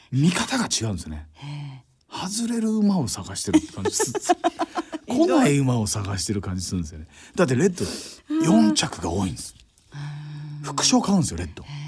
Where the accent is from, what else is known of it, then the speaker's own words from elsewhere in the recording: Saitama, Japan; moved away as an adult; now in Tokyo, Japan; 僕も埼玉から出てきたから